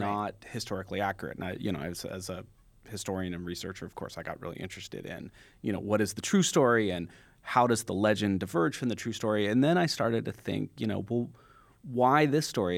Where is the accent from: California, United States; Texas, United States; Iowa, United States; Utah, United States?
California, United States; San Jose; I grew up in San Jose, California